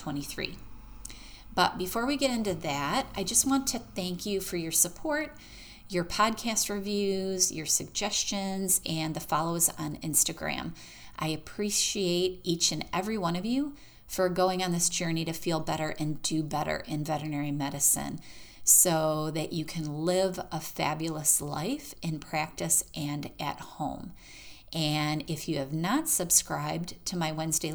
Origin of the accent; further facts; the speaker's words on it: Michigan, United States; now in Florida, United States; I am from Michigan